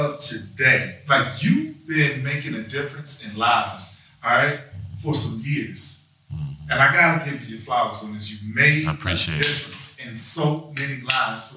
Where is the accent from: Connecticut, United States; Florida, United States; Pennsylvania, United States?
Florida, United States; Gainesville; From the South, Florida. Gainesville